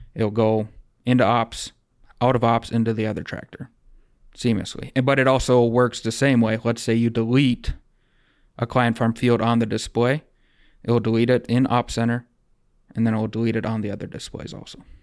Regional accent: Rosholt, South Dakota, United States; also born or lived in Wahpeton, North Dakota / Webster, South Dakota; now in Breckenridge, United States; I grew up in Rossell, South Dakota, so just south of here compared to Breck

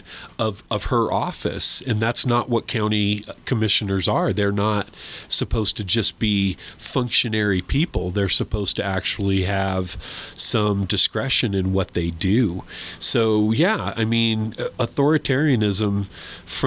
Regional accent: New Mexico, United States; I was born and raised in New Mexico

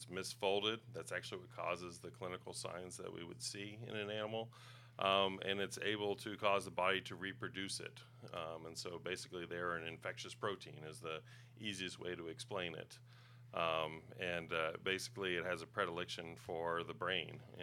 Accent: Knoxville, Tennessee, United States; I grew up in Knoxville area. We moved there when I was about 2 years old

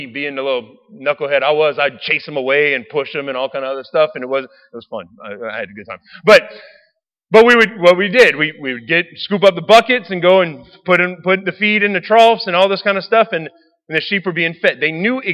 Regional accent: Raceland, Louisiana, United States; I grew up in Raceland.

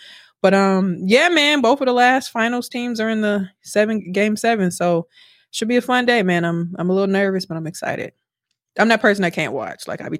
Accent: Milwaukee, Wisconsin, United States; now in Houston, United States; I'm from like the East Side area too.

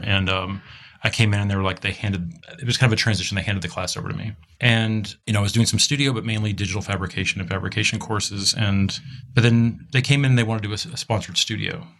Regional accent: Texas, United States; moved away as an adult; also born or lived in Rhode Island; now in Los Angeles, United States; We're both from Texas

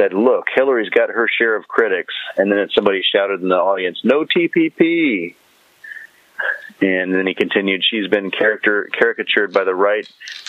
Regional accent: United States; Look, I'm as American as anybody, and I come from a rural state, and these are the values that my grandparents had.

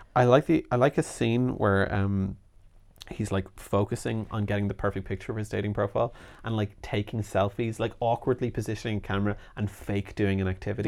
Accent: Ireland; as we say in Ireland

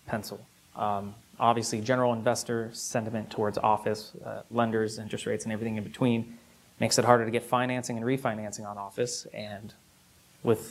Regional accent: Henderson, Nevada, United States; Born and raised in Henderson. Henderson has always been home

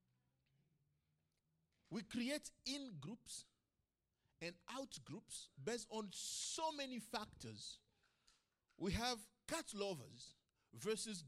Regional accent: Bukavu, South Kivu, DR Congo; moved away as an adult; also born or lived in Kigali, Rwanda / Kampala, Uganda / Arusha, Tanzania / Sydney, Australia; now in Tamworth, Australia; I lived in a town called Bukavu

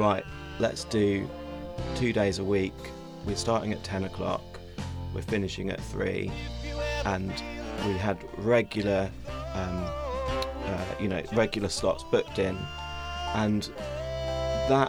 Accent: Battle, South East England, United Kingdom; moved away as an adult; now in London, United Kingdom; I grew up in a little town called Battle, which is near Hastings

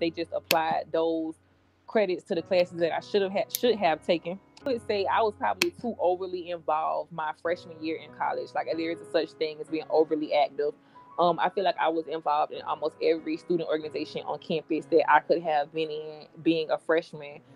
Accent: Jacksonville, Florida, United States; I grew up on the west side of Jacksonville.

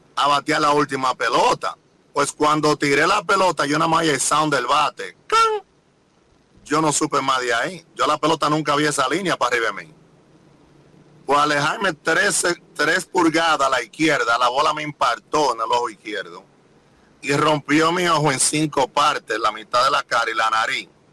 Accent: Dominican Republic; mi país

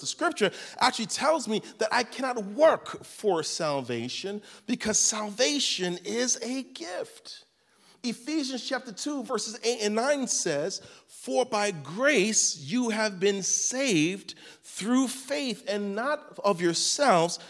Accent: New York City, New York, United States; I was raised in Crown Heights, Brooklyn

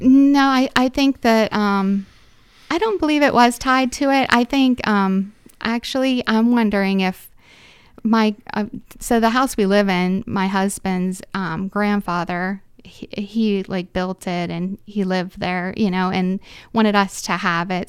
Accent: Reynoldsville, Pennsylvania, United States; I'm from Reynoldsville

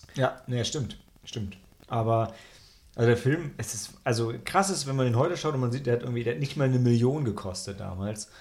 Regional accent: Germany; als Deutscher

